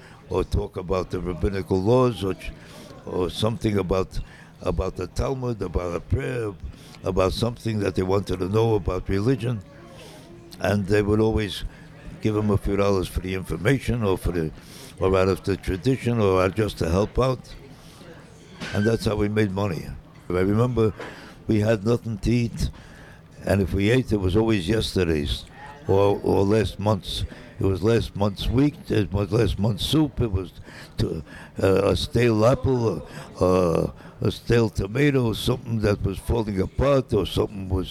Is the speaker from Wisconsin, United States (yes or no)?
yes; Sheboygan, Wisconsin, United States; I was born in Sheboygan, Wisconsin